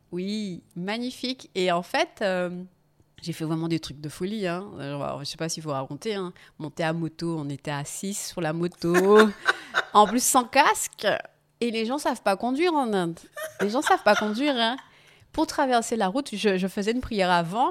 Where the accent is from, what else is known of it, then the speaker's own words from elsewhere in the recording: Guadeloupe; moved away; also born or lived in England; Je rentre chez moi en Guadeloupe